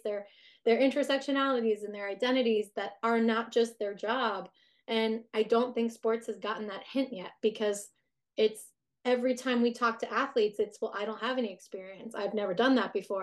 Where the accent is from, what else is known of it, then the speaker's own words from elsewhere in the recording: United States; we are very work centric as an American society